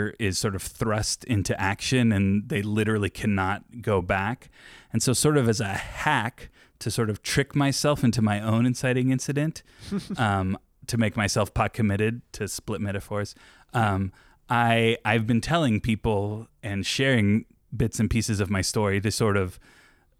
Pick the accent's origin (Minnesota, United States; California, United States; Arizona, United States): California, United States; Orange County, Southern; moved away; also born or lived in Yorba Linda; I'm from Southern California, Orange County is I grew up